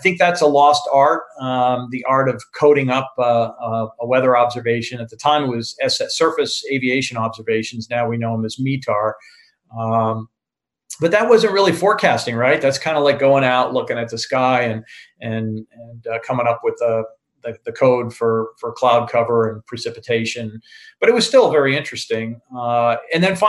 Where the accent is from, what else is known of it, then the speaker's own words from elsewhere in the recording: Vermont, United States; moved away as an adult; also born or lived in Charlotte, North Carolina; I grew up in Vermont